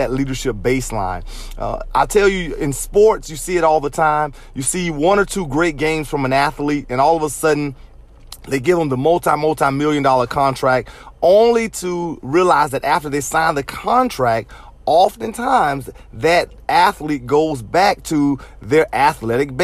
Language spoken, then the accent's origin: English; Jacksonville, Florida, United States; I grew up in Jacksonville, Florida, so I represent the Jacksonville Jaguars